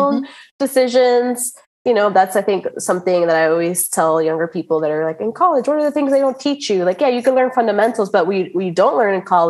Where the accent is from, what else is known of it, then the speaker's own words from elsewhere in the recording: United States; as a American born, my parents are, you know, of Cuban descent